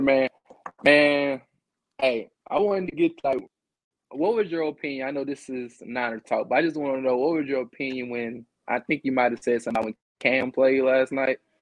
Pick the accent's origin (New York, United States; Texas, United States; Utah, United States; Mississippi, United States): Mississippi, United States; Natchez; I'm from Mississippi